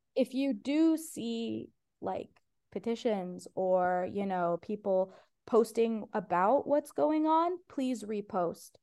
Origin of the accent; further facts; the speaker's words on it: Ohio, United States; first language Persian; English is a second language; now in Los Angeles, United States; It was actually my first language, like, even though I was born in Ohio